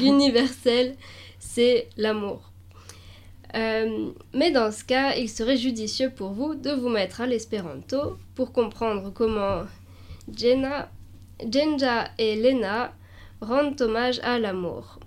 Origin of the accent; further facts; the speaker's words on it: Alsace, Grand Est, France; je viens d'Alsace